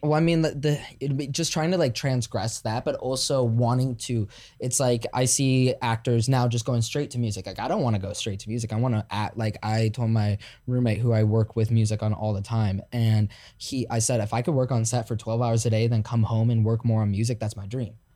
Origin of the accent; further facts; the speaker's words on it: Chicago, Illinois, United States; now in Los Angeles, United States; I'm from Chicago